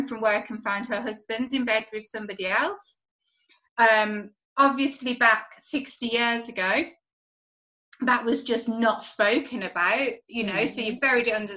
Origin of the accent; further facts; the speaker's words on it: Birmingham, West Midlands, United Kingdom; I'm from Birmingham in the UK